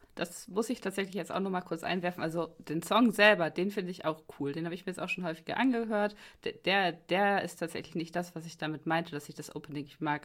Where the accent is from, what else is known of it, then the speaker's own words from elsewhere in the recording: Germany; als Deutscher